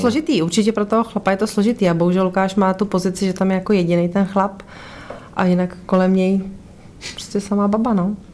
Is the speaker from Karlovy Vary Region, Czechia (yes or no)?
yes; Karlovy Vary, Karlovy Vary Region, Czechia; now in Ústí nad Labem, Czech Republic; Já jsem původem z Karlových Varů